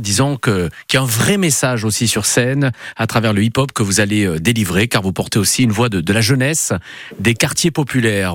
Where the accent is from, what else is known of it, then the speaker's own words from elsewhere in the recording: Marseille, Provence-Alpes-Côte d'Azur, France; chez nous à Marseille